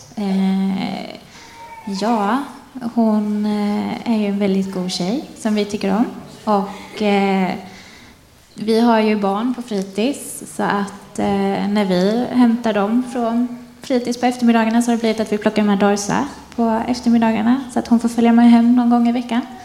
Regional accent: Forsvik, Västra Götaland, Sweden; moved away as an adult; also born or lived in Kalmar / Jönköping; now in Bottnaryd, Sweden; Jag är född och uppvuxen i Forsvik, en liten by som ligger utanför Karlsborg

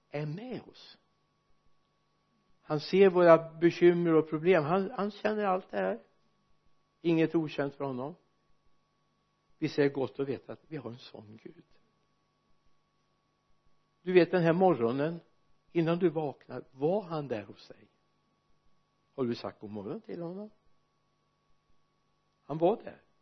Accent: Sweden; när jag växte upp hemma i Arjesa för många år sedan snart hundra år sedan inte riktigt fullt men bortåt det hållet

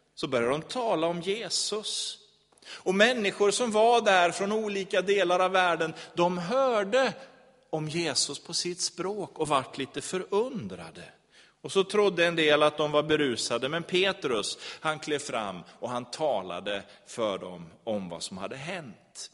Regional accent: Sweden; som svensk

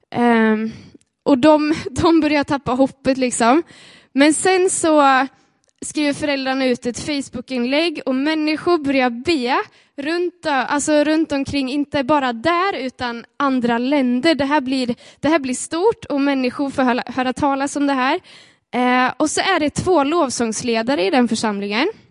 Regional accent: Sweden; vi är svenskar

